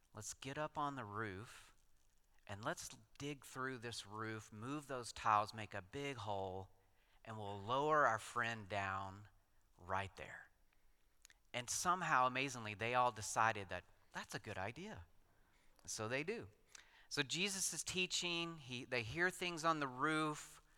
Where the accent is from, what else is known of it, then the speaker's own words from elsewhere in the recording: West Texas, United States; moved away as an adult; also born or lived in Colorado Springs; I grew up out in West Texas in oil country